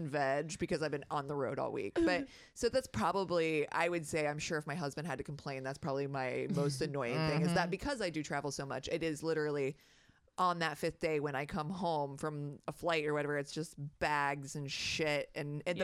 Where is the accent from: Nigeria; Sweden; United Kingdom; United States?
United States; Ohio; I'm from the Midwest, is I noticed that I actually say ope